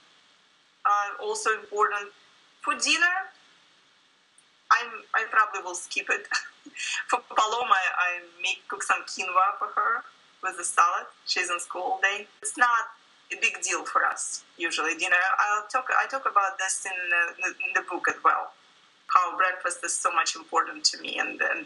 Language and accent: English; Russia; moved away as an adult; now in United States; I grew up in Russia